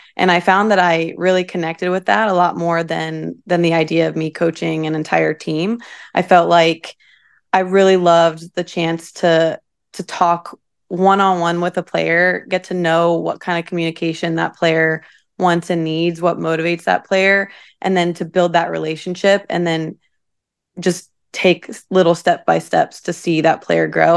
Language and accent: English; Troy, Ohio, United States; moved away as an adult; now in Louisville, United States; I'm from a small town in Ohio called Troy.